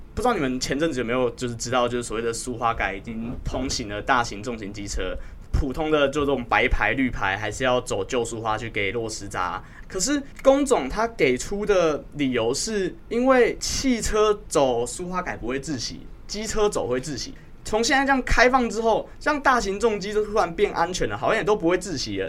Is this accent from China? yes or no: no; Kaohsiung, Taiwan; 我来自高雄